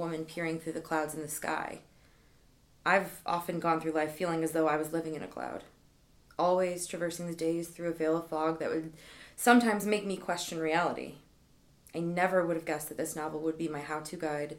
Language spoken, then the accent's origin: English; Midwest, United States